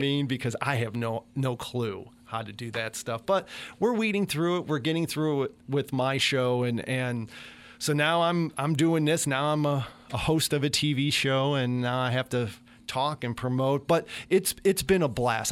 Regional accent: Chicago, Illinois, United States; moved away as an adult; now in Meridian, United States; I'm from Chicago

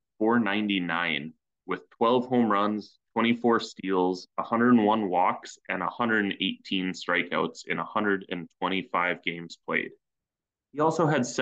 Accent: Canada; As a Canadian

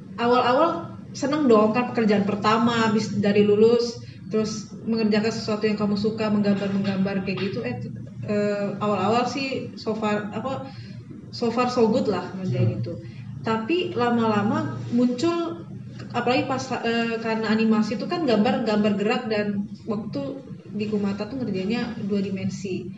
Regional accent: Palembang, South Sumatra, Indonesia; moved away; also born or lived in Bandung; aku dari, asalnya dari Palembang

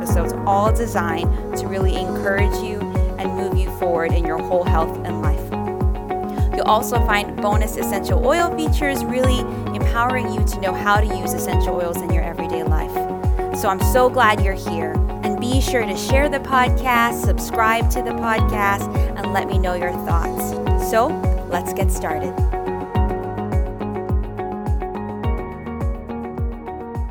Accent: Cayman Islands; we're both from the Cayman Islands

